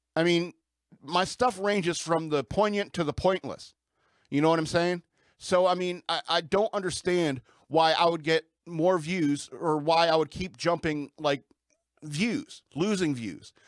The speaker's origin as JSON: {"language": "English", "country": "United States", "said": "that's who we are as American people"}